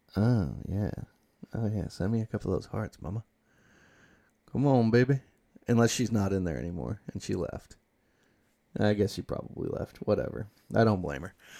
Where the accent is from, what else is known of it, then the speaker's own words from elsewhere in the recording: United States; I'm from Washington